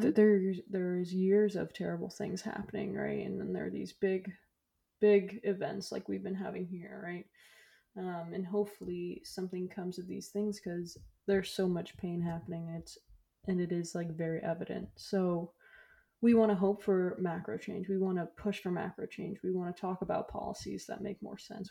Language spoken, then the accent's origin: English; Florida, United States; moved away; I'm from Florida